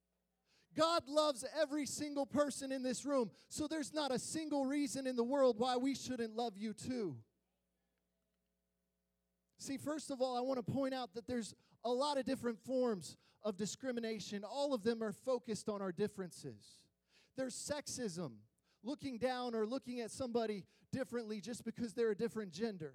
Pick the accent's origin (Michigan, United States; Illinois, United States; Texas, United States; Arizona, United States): Illinois, United States; Springfield; I was born in Springfield, Illinois. My extended family are a bunch of Midwest corn and soybean farmers, okay? Yeah, they are white as can be. Just to give you some context of the atmosphere that I was raised